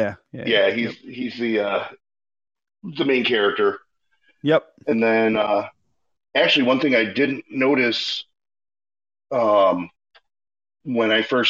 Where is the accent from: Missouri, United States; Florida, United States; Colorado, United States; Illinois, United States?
Illinois, United States; Chicago; Growing up in Chicago